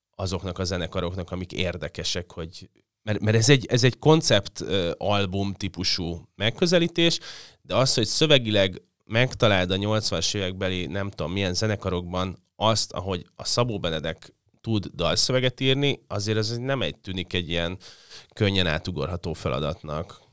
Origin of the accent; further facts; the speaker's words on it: Budapest, Hungary; lakásba születtem a 80, 81-ben, ahol volt egy pálmafa